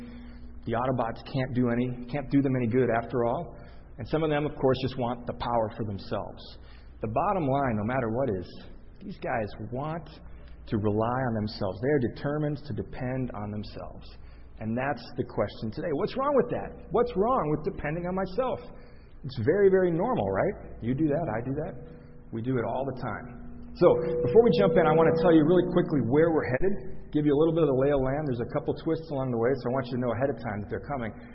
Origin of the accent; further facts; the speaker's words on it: Chicago, Illinois, United States; I grew up in Chicago